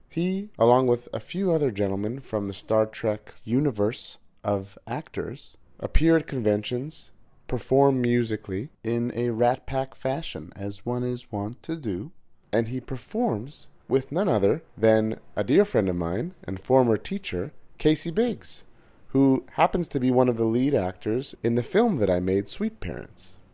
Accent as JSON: {"language": "English", "town": "Montreal", "region": "Quebec", "country": "Canada", "tie": "born or raised there", "said": "recording from Montreal, Canada, my hometown."}